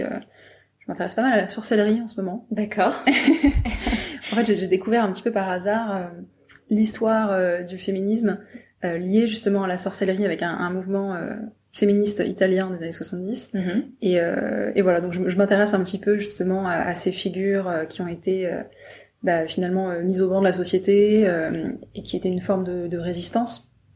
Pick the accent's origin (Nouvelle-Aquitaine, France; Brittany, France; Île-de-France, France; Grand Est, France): Brittany, France; je viens de Bretagne